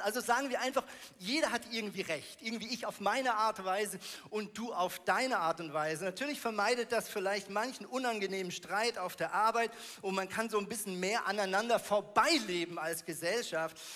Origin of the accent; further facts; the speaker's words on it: Switzerland; Ich komme aus der Schweiz